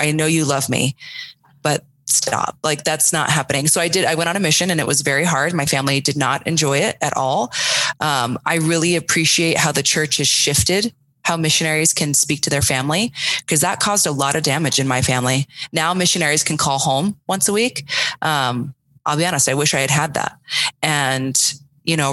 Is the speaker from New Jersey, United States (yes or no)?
no; Sedona, Arizona, United States; also born or lived in Tucson, Arizona; I grew up in a small town called Sedona in Arizona